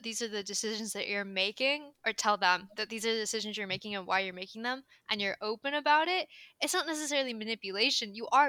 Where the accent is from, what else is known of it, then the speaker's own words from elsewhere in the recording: Philippines; That was a microaggression towards me because I am Filipino.